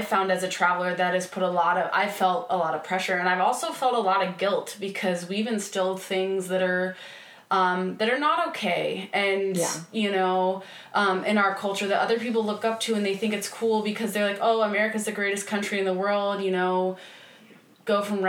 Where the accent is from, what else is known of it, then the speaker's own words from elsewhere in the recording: Midwest, United States; growing up in the Midwest and in a very religious part of the country, too, I was always told that different was wrong.